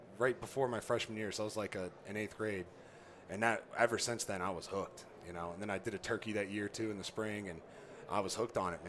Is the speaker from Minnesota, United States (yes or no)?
no; just south of Youngstown, Northeast Ohio, United States; I grew up in Northeast Ohio, so just south of Youngstown, right there where West Virginia, Pennsylvania, and Ohio all meet on the Ohio River